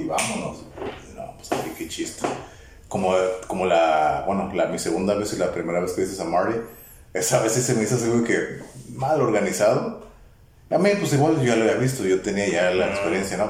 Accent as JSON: {"language": "Spanish", "region": "Baja California", "country": "Mexico", "said": "Yo vengo de México. De Mexicali. Pero no, de Tijuana."}